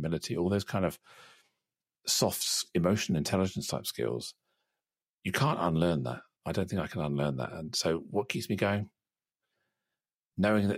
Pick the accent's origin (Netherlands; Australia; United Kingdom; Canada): United Kingdom; I'm still British. I speak the language of my country